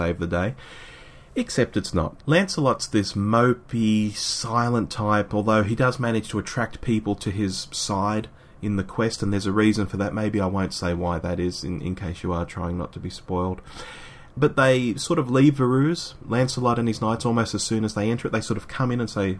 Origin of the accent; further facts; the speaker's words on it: Sydney, New South Wales, Australia; my hometown of Sydney